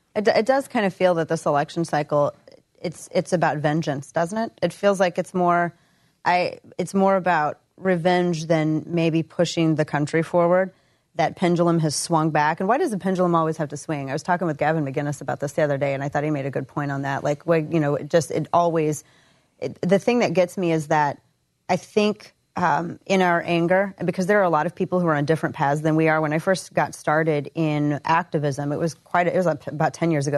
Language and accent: English; the Ozarks, Missouri, United States; moved away as an adult; now in Dallas, United States; growing up in the Ozarks